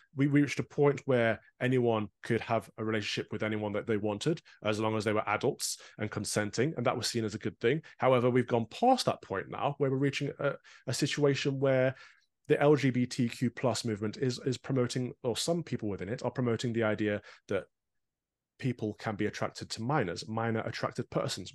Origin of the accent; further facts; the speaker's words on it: United Kingdom; as a Brit